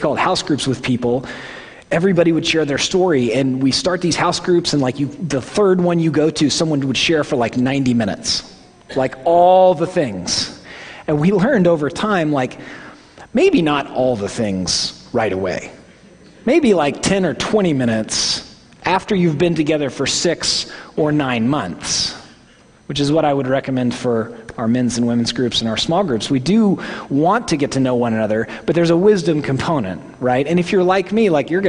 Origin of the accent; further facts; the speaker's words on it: Oklahoma, United States; accent: Midwestern; I'm from Oklahoma